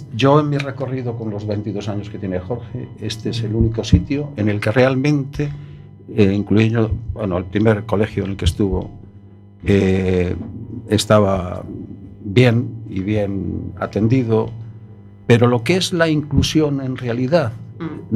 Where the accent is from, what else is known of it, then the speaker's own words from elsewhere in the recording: Madrid, Community of Madrid, Spain; Yo soy madrileño